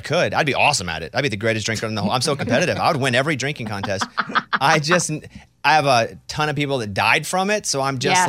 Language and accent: English; Arkansas, United States; Yeah, I'm a hillbilly. Sorry, I'm from Arkansas.